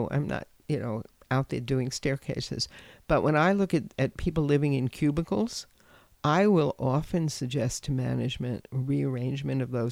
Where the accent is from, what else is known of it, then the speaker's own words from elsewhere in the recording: New York City, New York, United States; I grew up in New York City and I was a latchkey kid. And growing up, I grew up in the Bronx